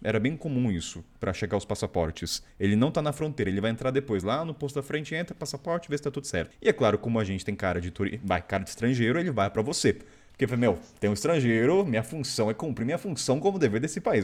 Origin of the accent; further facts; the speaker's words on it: Brazil; falando como brasileiro